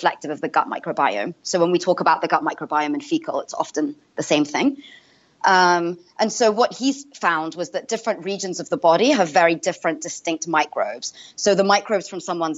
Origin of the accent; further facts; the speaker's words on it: London, United Kingdom; moved away as an adult; now in Boston, United States; I grew up in Northwest London. Well, it's actually quite close to Central London. But yeah, I went to school there and university.